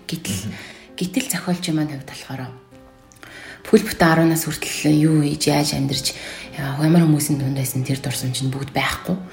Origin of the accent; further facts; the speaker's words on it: Darkhan, Darkhan-Uul, Mongolia; би чинь дарханд өссөн.